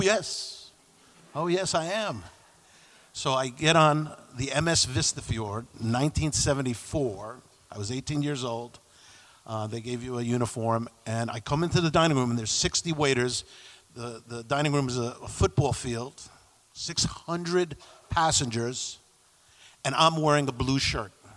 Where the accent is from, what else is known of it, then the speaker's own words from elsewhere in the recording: New York City, New York, United States; I grew up in New York City, uh, Peter Cooper Village, which is uh, the housing projects along the East River